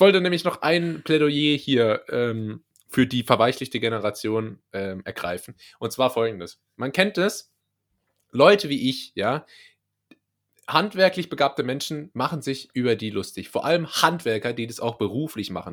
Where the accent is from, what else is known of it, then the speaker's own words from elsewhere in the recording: Rhineland-Palatinate, Germany; accent: Palatine (Pfälzisch); mein Lieblingsdialekt, einfach weil es mein eigener Dialekt ist und ich habe einen im Gegensatz zu dir, ähm, ist, ist das Pfälzische.